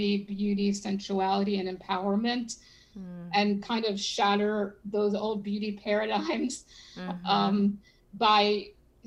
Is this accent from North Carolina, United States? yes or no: no; Philadelphia, Pennsylvania, United States; now in Miami, United States; I was born in Philadelphia, so we still have a lot of friends and family in there